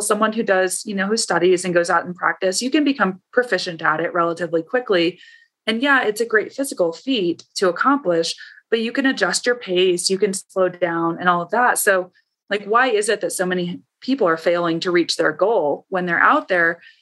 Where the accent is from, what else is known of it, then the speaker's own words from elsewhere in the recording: Ohio, United States; I grew up in Ohio